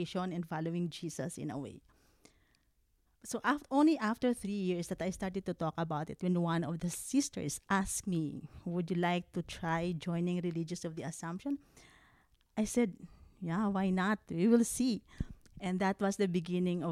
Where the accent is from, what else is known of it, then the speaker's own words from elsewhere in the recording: Philippines; moved away; I'm from the Philippines, and I'm the youngest of 12.